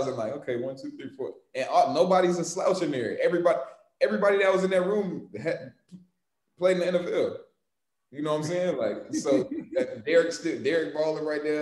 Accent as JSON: {"language": "English", "town": "Atlanta", "region": "Georgia", "country": "United States", "tie": "born or raised there", "moved": "yes", "said": "I'm from Atlanta"}